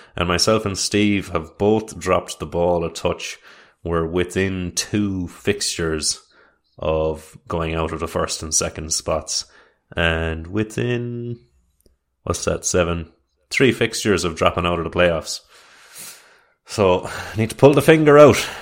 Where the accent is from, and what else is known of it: Ireland